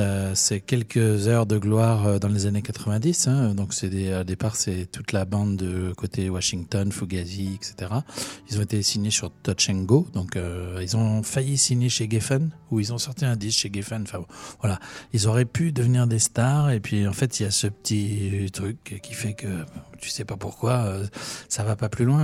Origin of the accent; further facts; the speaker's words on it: Orléans, Centre-Val de Loire, France; chez nous à Orléans